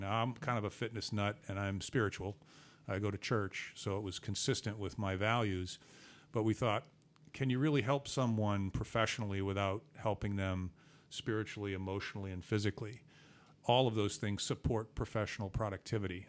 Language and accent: English; Boston, Massachusetts, United States; I'm from Boston